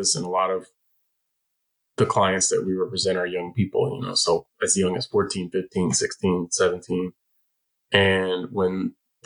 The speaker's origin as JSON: {"language": "English", "town": "San Francisco", "region": "California", "country": "United States", "tie": "born or raised there", "said": "the totally dysfunctional and violent public schools of San Francisco of my youth"}